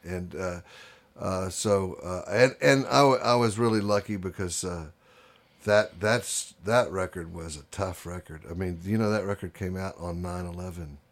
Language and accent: English; Houston, Texas, United States; moved away as an adult; I grew up in Houston, Texas